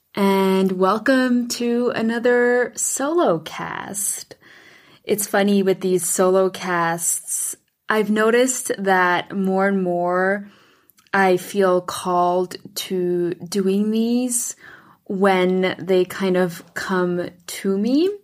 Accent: Switzerland; moved away as an adult; now in United States; I grew up in Switzerland and then moved to the U S when I was eighteen.

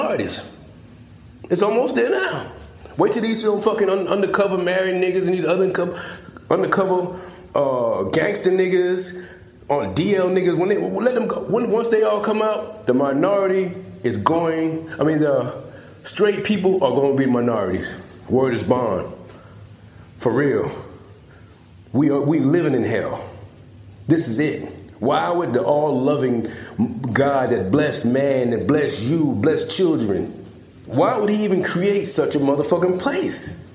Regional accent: South Carolina, United States; It's a place right here in America. Right here in South Carolina

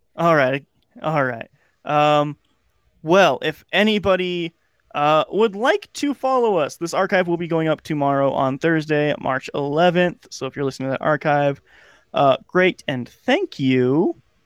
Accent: United States; As an American

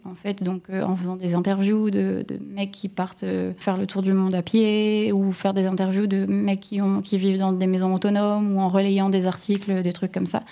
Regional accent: Lille, Hauts-de-France, France; accent: ch'ti; moved away as an adult; Alors en Ch'tiland, je suis née à Lille et j'ai vraiment grandi à 15 minutes de Lille jusqu'à mes 30 ans

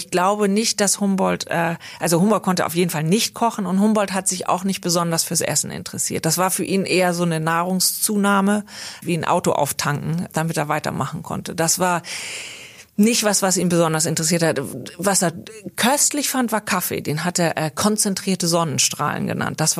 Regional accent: India; born there; Ich habe mich nie so sehr als Deutsche gefühlt, sondern eher als Europäerin, ähm, obwohl ich auch natürlich in Indien geboren bin.

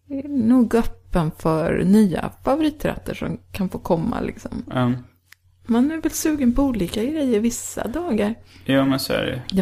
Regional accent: Gothenburg, Västra Götaland, Sweden; born there; now in Sörmland, Sweden; Nej, jag är född men i Göteborg.

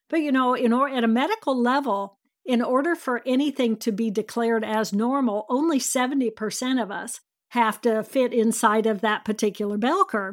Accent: Indiana, United States; I grew up in Indiana

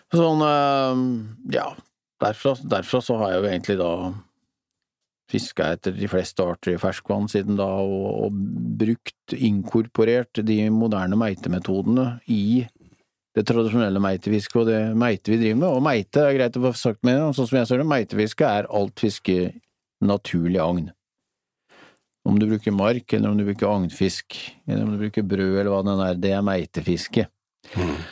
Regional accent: Rakkestad, Østfold, Norway; Jeg vokste jo opp i Rakstad

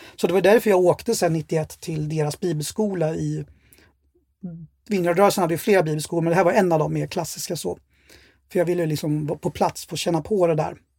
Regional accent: Örebro, Örebro County, Sweden; jag är uppväxt i Örebro och har bott där hela mitt liv. Då, sen jag kom julen 72 till Sverige

